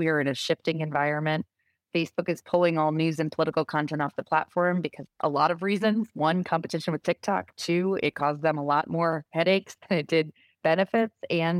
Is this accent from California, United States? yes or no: no; Rhode Island, United States; I was a press secretary for a short period of time for my home state senator from Rhode Island, Jack Reed.